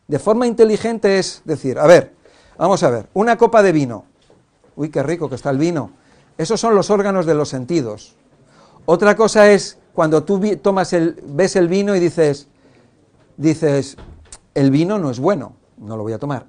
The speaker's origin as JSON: {"language": "Spanish", "region": "Cantabria", "country": "Spain", "tie": "born or raised there", "said": "Yo soy de pueblo, de Cantabria"}